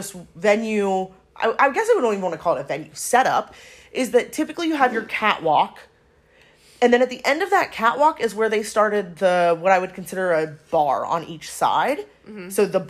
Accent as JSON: {"language": "English", "town": "Chicago", "region": "Illinois", "country": "United States", "tie": "born or raised there", "said": "ran into somebody from my hometown in Chicago."}